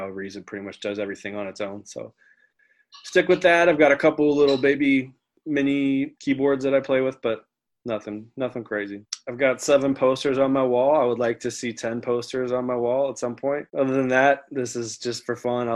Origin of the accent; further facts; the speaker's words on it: Maplewood, Missouri, United States; I'm from Maplewood